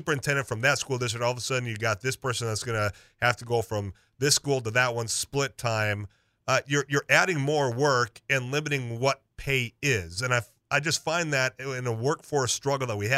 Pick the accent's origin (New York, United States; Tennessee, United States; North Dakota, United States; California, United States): North Dakota, United States; Leeds; I'm from the Leeds area, up by Devil's Lake